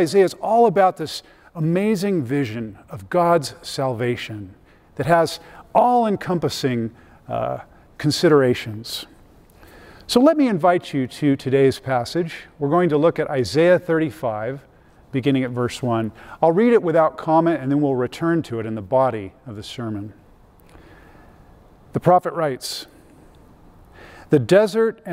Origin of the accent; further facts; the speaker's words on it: Riverside, California, United States; moved away as an adult; now in Colorado, United States; I grew up in Southern California, about an hour east of Los Angeles, in a place called Riverside.